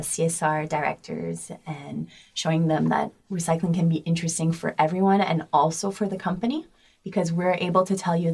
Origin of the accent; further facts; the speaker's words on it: Montreal, Quebec, Canada; moved away as an adult; now in Paris, France; I'm born and raised in Montreal